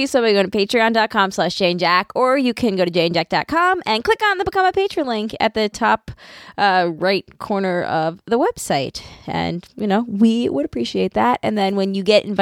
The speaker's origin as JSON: {"language": "English", "area": "Long Island", "region": "New York", "country": "United States", "said": "I'm from Long Island."}